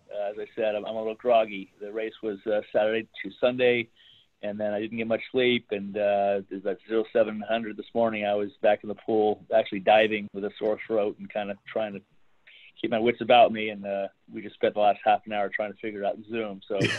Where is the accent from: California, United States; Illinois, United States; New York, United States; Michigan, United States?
California, United States; Russian River, Northern; I grew up on the Russian River in Northern California